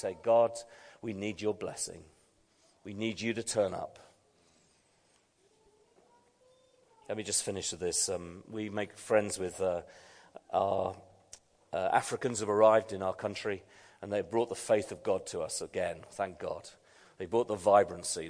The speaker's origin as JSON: {"language": "English", "country": "United Kingdom", "said": "I'm a Brit"}